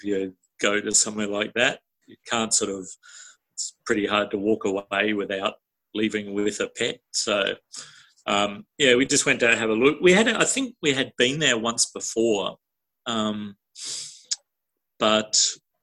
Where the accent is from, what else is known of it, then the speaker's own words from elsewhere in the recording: New Zealand; now in Australia; I grew up in New Zealand and we always had dogs there